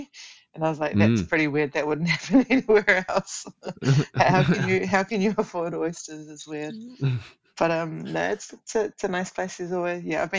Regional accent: New Zealand; now in Melbourne, Australia; I am still in bed at in Melbourne in Australia. But I am originally from New Zealand, but I've been here for a long time now.

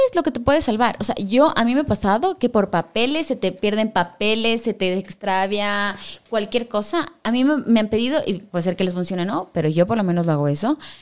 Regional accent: Quito, Pichincha, Ecuador; soy quiteña ya, pues aquí soy así también

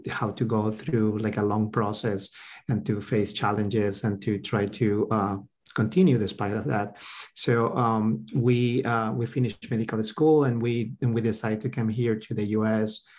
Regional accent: Peru; moved away as an adult; now in Texas, United States; we came here to the U.S. about like 14 years ago. Uh, so we spent most our lives in, in Peru. We did um, uh, school, high school, and uh, college and medical school in Peru.

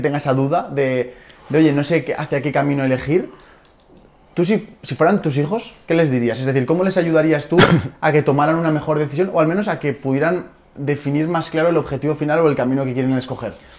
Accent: Aragon, Spain; soy de Aragón

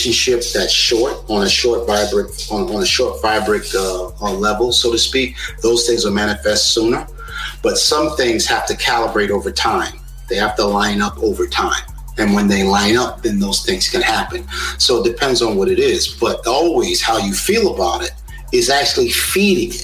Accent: South Carolina, United States; also born or lived in New York; we moved from New York in the early 70s. Down to South Carolina in a rural town with 800 people in the whole town.

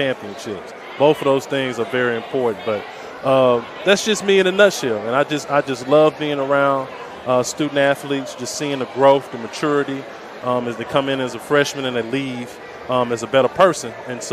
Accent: Huntsville, Alabama, United States; I'm from Huntsville, Alabama

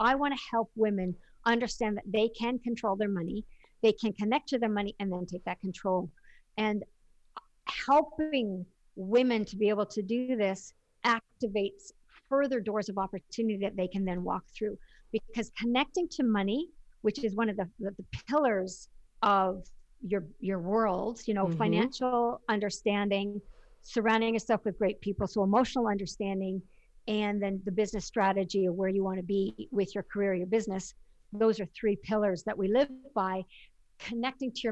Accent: Canada; Being Canadian, we don't have Shark Tank

